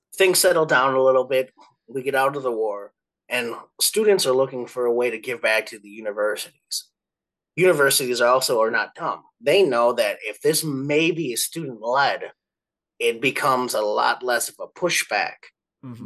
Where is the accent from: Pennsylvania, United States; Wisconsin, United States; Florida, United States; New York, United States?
Wisconsin, United States; Milwaukee; also born or lived in Eau Claire, Wisconsin / Atlanta, Georgia; the Milwaukee area where I grew up